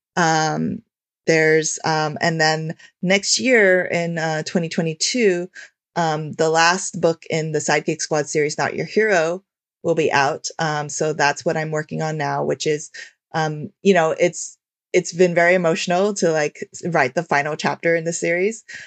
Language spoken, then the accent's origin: English; United States; as an Asian American